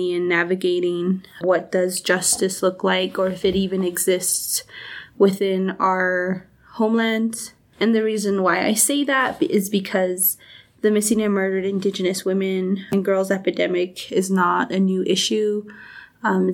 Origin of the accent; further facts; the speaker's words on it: Eastern Navajo Territory, New Mexico, United States; I'm Dene from the Eastern Navajo Territory